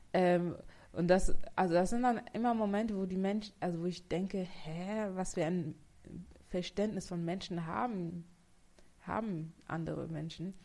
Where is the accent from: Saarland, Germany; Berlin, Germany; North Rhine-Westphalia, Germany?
Saarland, Germany; Saarbrücken; also born or lived in Bavaria / Togo (mother's origin); Also ich komme aus Saarbrücken, aus dem schönen Saarbrücken